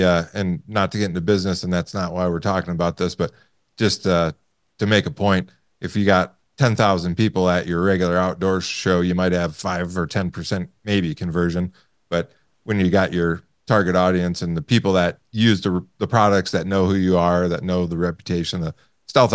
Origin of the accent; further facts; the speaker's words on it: Michigan, United States; growing up in Michigan